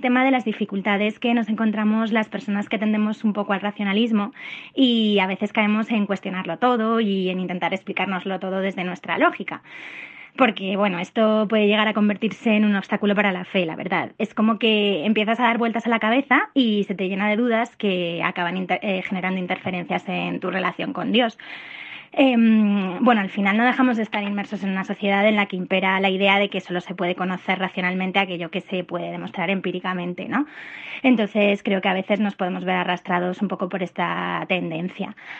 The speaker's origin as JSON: {"language": "Spanish", "town": "Madrid", "region": "Community of Madrid", "country": "Spain", "said": "soy de Madrid"}